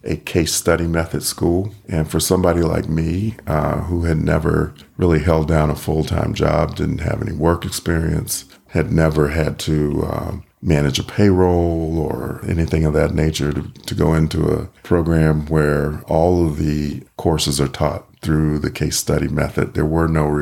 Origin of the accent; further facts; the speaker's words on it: Virginia, United States; also born or lived in Ohio Valley / Los Angeles / Long Beach, California / San Diego, California; now in Reno, United States; I grew up on the East Coast in Virginia on the Chesapeake Bay